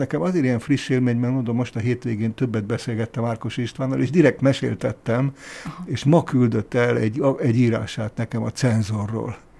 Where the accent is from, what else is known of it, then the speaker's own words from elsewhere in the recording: Kunsziget, Győr-Moson-Sopron, Hungary; also born or lived in Abda; egy Kunsziget nevű Győr melléki faluban töltöttem az általános iskolás koromat